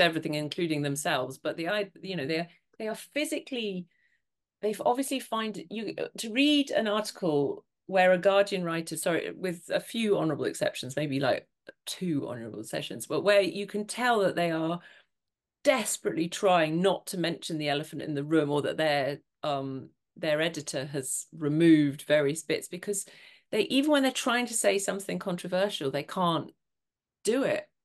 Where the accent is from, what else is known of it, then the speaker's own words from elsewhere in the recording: Montrose, Scotland, United Kingdom; moved away; I was in my hometown in Montrose